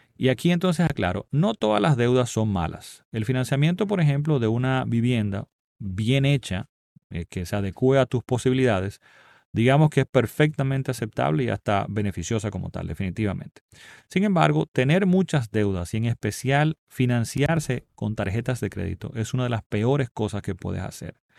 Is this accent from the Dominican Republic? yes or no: yes; Dominican Republic; aunque en mi país no afectó tan fuertemente